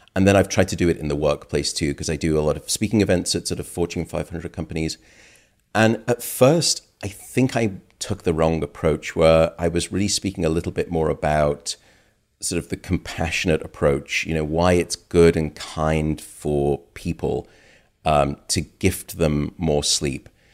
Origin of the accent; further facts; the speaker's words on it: United Kingdom; now in United States; My home country, uh, the U K